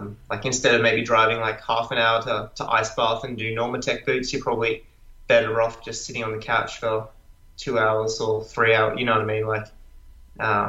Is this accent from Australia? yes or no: yes; Australia; as an Australian guy